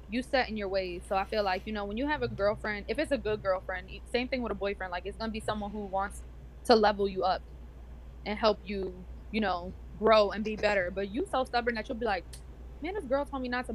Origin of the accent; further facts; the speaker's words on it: New York, United States; we're from New York